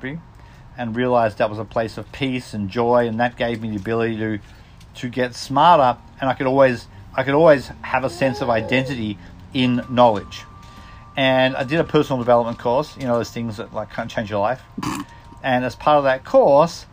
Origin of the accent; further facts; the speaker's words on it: Australia; also born or lived in Mexico; now in United States; I'm Australian, living in the US.